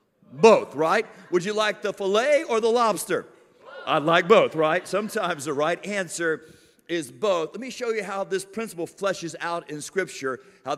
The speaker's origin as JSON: {"language": "English", "town": "Miami", "region": "Florida", "country": "United States", "said": "I'm from South Florida, and man, we do hurricanes in Miami."}